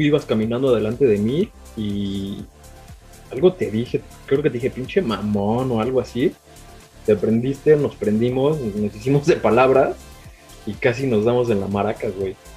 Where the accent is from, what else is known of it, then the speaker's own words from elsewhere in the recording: Mexico City, Mexico; also born or lived in Aguascalientes; Yo nací en Aguascalientes, este, a los cinco años llegué con toda la familia a, la Ciudad de México